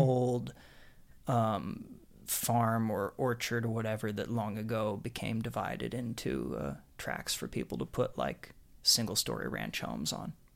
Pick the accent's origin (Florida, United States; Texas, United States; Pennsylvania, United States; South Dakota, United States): Pennsylvania, United States; Harrisburg; also born or lived in suburbs of Philadelphia; I grew up in Harrisburg, Pennsylvania